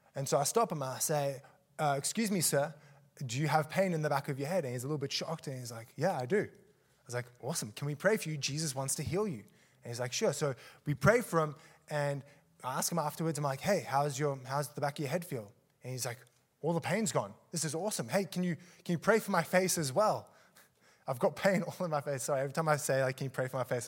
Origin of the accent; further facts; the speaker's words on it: Australia; moved away as an adult; also born or lived in South Africa; I was born in South Africa, moved to Australia, um, and then grew up there, and then moved back to South Africa